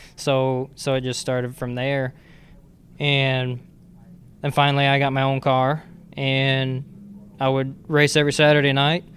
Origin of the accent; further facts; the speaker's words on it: Wisconsin, United States; I was raised in Wisconsin.